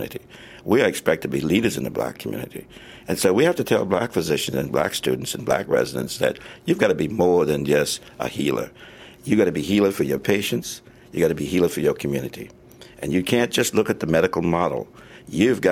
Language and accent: English; Charleston, South Carolina, United States; moved away; also born or lived in California; I grew up in Charleston, South Carolina